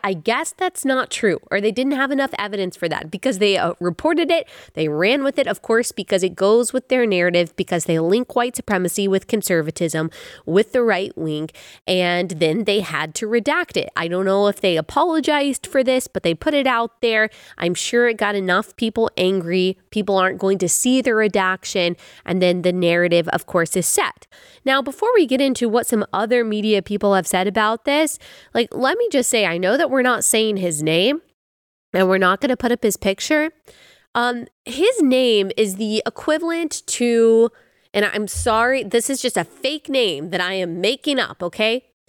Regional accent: Dallas, Texas, United States; I grew up in Dallas

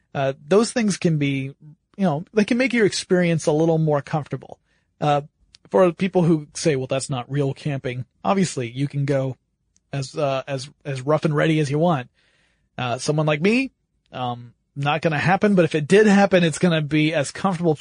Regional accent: the South, United States; I grew up in the South

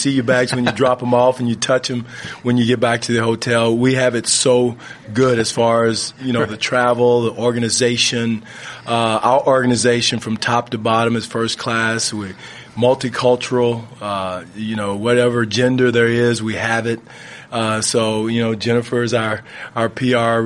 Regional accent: United States; moved away as an adult; now in Canada; I'm not Canadian. I'm American, but living there, working there, and happily so

